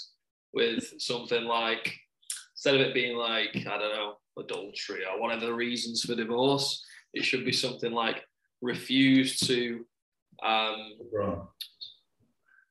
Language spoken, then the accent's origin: English; England, United Kingdom; we're English